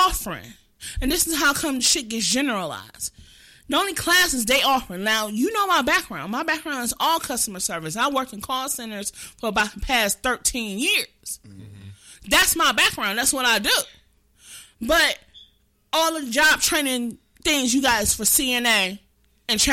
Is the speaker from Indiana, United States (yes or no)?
no; Wisconsin, United States; Us growing up in Wisconsin